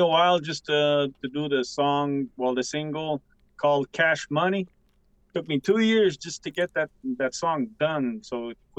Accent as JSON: {"language": "English", "town": "Pikogan", "region": "Quebec", "country": "Canada", "said": "I'm from Picogon, Canada. I am Algonquin and Cree mixed."}